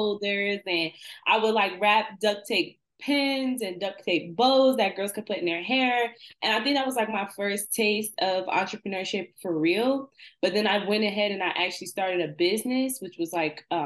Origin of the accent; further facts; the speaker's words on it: Trenton, New Jersey, United States; my hometown is Trenton, New Jersey